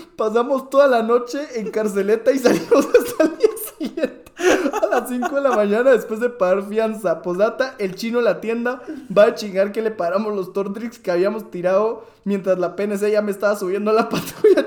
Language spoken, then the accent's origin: Spanish; Guatemala; como buenos chapines